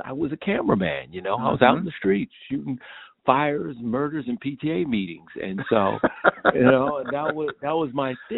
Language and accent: English; Columbia, Maryland, United States; in Columbia, Maryland, right between Baltimore and Washington. That was my home